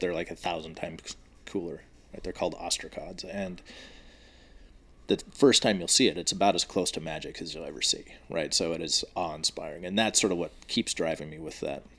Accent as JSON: {"language": "English", "region": "Washington", "country": "United States", "tie": "born or raised there", "said": "I grew up in Washington State"}